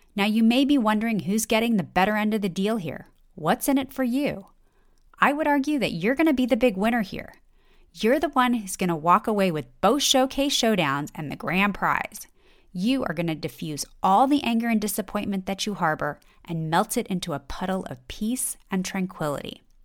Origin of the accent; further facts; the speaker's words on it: Los Angeles, California, United States; I grew up in Los Angeles